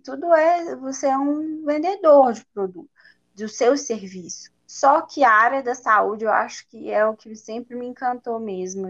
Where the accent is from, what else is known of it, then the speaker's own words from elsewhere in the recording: Belo Horizonte, Minas Gerais, Brazil; eu sou de Belo Horizonte, né, da minha origem, nasci aqui, e meus pais também são daqui